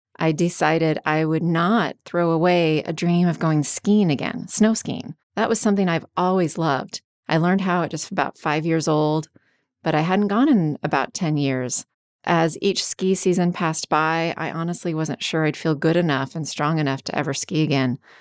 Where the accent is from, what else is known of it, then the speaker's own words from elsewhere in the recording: Washington, United States; when I was a kid growing up in Washington State